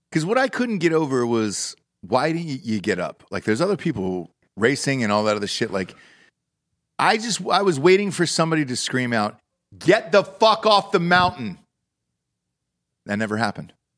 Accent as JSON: {"language": "English", "town": "Atlanta", "region": "Georgia", "country": "United States", "tie": "born or raised there", "said": "I'm from Atlanta"}